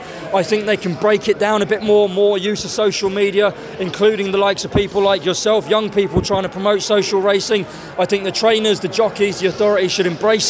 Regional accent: London, United Kingdom; also born or lived in Clonmel, Ireland; So I was born in Clonmel. Mum moved me to London age 7.

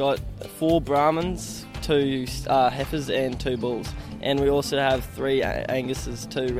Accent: Inglewood, Queensland, Australia; I'm from Inglewood.

